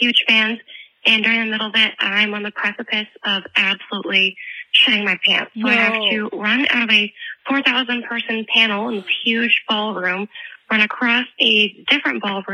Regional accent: Wisconsin, United States; I'm from Wisconsin

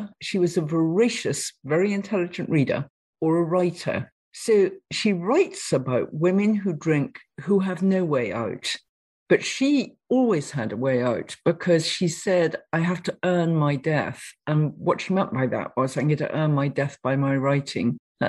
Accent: Nottingham, East Midlands, United Kingdom; I come from Nottingham

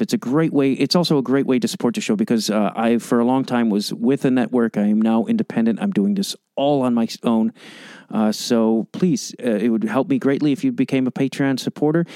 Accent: Chicago, Illinois, United States; moved away; I'm from Chicago originally

